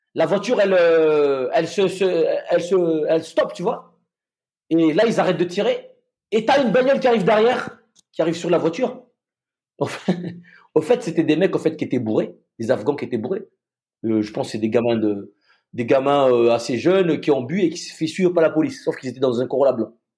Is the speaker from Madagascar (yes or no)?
yes; Madagascar; moved away; là d'où je viens, je viens de Madagascar.